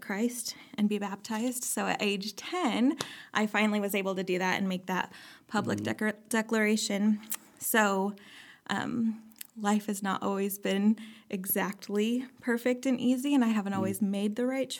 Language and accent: English; Clay Center, Nebraska, United States; moved away as an adult; also born or lived in Moberly, Missouri / Illinois; now in Lincoln, United States; I'm from Clay Center, Nebraska.